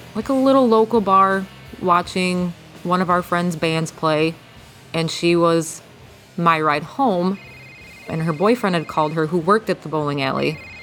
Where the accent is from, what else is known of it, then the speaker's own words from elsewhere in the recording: Jackson, Michigan, United States; I am from Jackson, Michigan.